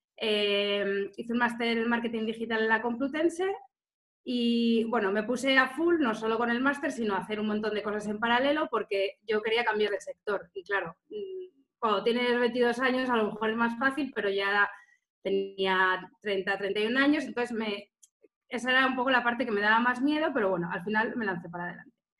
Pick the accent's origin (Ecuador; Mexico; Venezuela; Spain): Spain; Salamanca, Castile and León; moved away as an adult; also born or lived in Barcelona / Tenerife / Gran Canaria / Lanzarote; now in Mallorca, Spain; yo nací y estudié en Salamanca